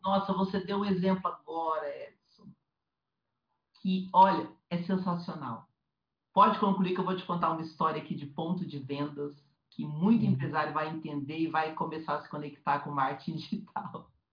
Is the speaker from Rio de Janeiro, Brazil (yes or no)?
no; Curitiba, Paraná, Brazil; moved away as an adult; now in São Paulo, Brazil; Eu saí de Curitiba, né, que é a cidade que eu fui criada anos e anos